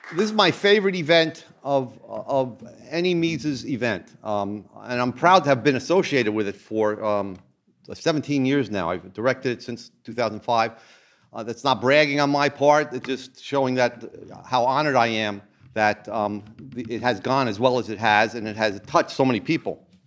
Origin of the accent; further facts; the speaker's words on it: New Jersey, United States; I'm from New Jersey